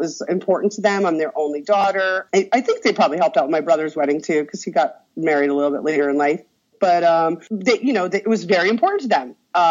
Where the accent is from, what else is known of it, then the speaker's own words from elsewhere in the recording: Long Island, New York, United States; now in Florida, United States; We're all transients from Long Island, New York